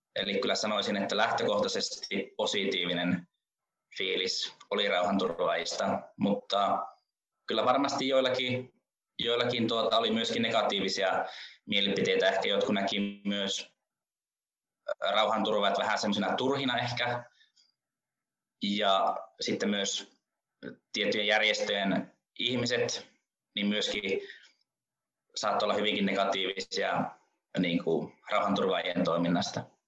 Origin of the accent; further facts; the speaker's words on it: Rovaniemi, Lapland, Finland; minä olen Rovaniemeltä kotoisin ja nykyäänkin vielä Rovaniemellä asun